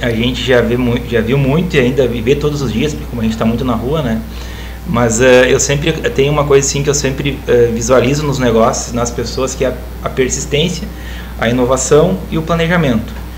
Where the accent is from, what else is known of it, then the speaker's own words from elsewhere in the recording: Campo Bom, Rio Grande do Sul, Brazil; sou de Campo Bom